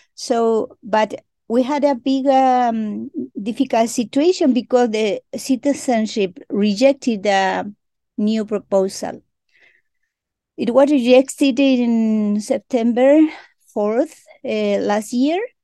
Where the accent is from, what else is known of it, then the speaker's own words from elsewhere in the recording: Chile; first language Mapudungun; English is a second language; I greeting you in my mother tongue that is very important for me and for my people that you hear my voice in my mother tongue because we are a original nation here in Chile